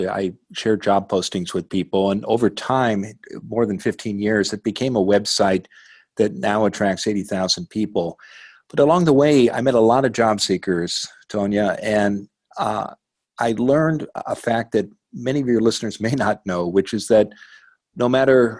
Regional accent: Midwest, United States; now in Portland, United States; the community where I grew up in the Midwest

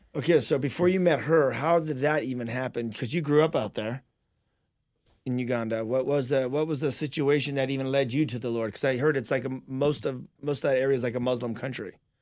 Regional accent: La Verne, California, United States; we grew up together out in Laverne

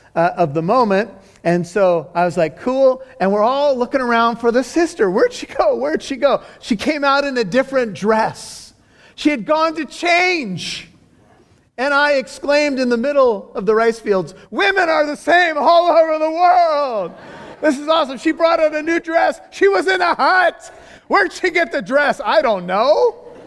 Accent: United States; being an American with white skin

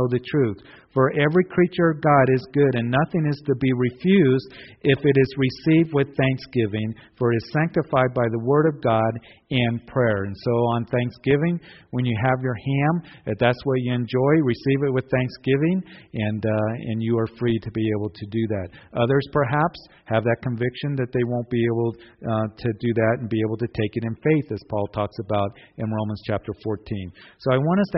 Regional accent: Kansas, United States; I grew up in Kansas

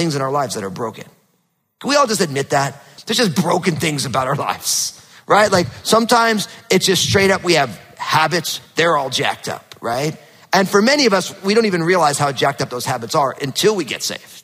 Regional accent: New Jersey, United States; also born or lived in Northwest (US); now in Pacific Northwest, United States; growing up in New Jersey, super hot, humid summers and freezing cold winters were normal

